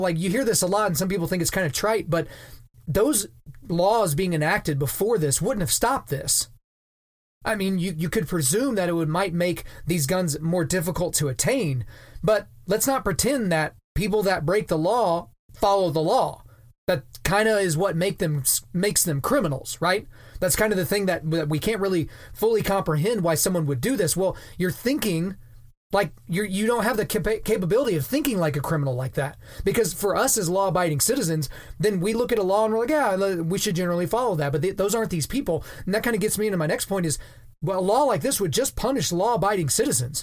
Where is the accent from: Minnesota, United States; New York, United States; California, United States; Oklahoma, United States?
Oklahoma, United States; Lawton; moved away; I grew up and I'm from a town called Lawton, Oklahoma